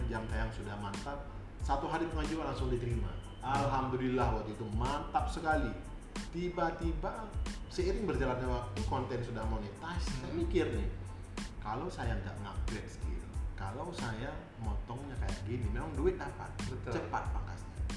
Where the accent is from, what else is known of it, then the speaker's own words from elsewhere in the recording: Aceh, Indonesia; also born or lived in Malaysia; Saya asalnya uh, Aceh, Indonesia